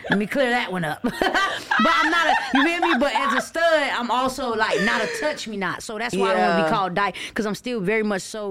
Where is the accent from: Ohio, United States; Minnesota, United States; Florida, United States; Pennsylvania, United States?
Florida, United States; St. Petersburg; I'm from St. Petersburg